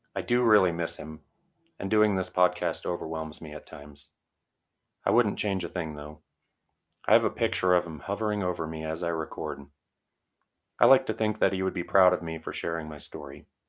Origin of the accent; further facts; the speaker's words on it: Arvada, Colorado, United States; my hometown, Arvada, Colorado